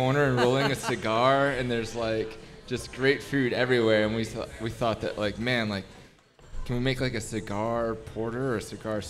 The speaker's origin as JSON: {"language": "English", "town": "Fort Worth", "region": "Texas", "country": "United States", "said": "I'm actually from Texas"}